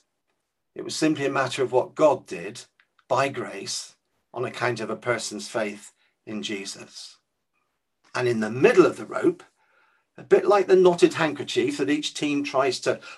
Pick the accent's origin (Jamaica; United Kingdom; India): United Kingdom; Weymouth, South West England; the church I grew up in Weymouth